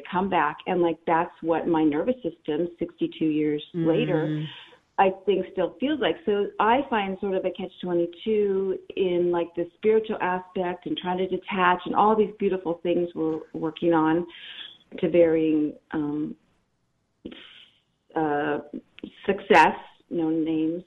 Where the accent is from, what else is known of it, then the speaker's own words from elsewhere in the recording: Los Angeles, California, United States; now in San Diego, United States; I'm from LA normally, but I now am in San Diego, California